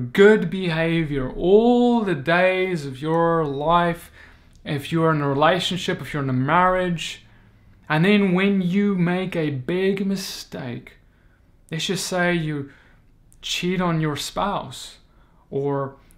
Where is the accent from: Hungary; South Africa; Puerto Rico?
South Africa; moved away as an adult; now in United States; Moved from South Africa, my home country, all the way to the United States